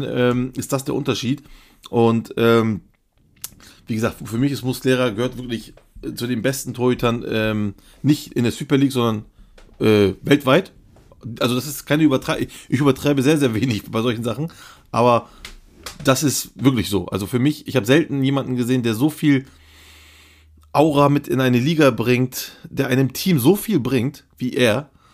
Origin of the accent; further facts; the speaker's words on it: Turkey; bei uns in der Türkei